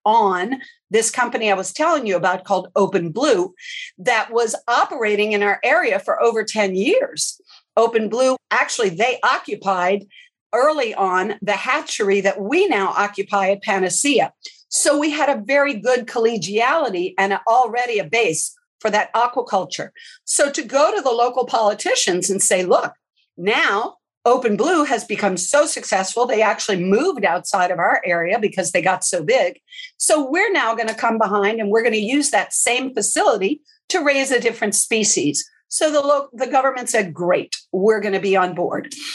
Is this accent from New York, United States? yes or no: no; New Orleans, Louisiana, United States; moved away as an adult; now in Panama; I'm originally from New Orleans